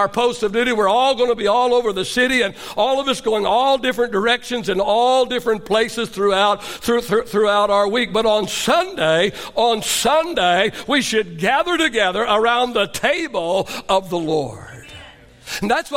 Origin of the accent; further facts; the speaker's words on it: Oklahoma, United States; I grew up in Oklahoma, so we called it supper